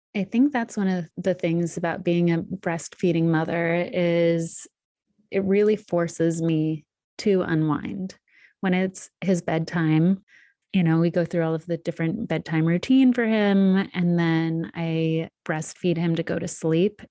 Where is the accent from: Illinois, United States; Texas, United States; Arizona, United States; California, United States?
Arizona, United States; Sedona; moved away; also born or lived in New York; spend one month in my hometown of Sedona.